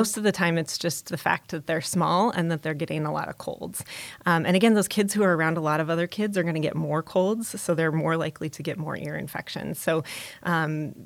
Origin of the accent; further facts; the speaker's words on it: Omaha, Nebraska, United States; I was born and raised in Omaha and grew up here